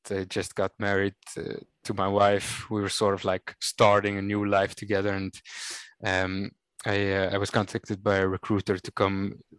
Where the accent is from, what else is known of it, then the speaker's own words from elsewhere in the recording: Cape Town, Western Cape, South Africa; moved away as an adult; also born or lived in Rotterdam, Netherlands; now in Netherlands; So I was born and raised in Cape Town, in an area they call the Northern Suburbs. Which is really working man's place, beautiful city, of course, beautiful country.